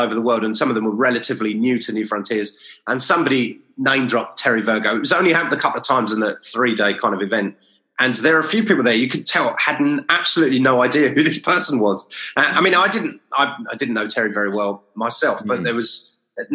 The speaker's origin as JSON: {"language": "English", "region": "England", "country": "United Kingdom", "said": "I'm English"}